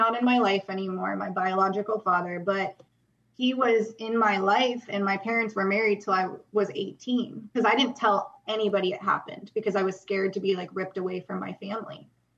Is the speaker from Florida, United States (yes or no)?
yes; Jacksonville, Florida, United States; born there; Well, I was born in Jacksonville, but my dad was a Marine, so we always moved everywhere.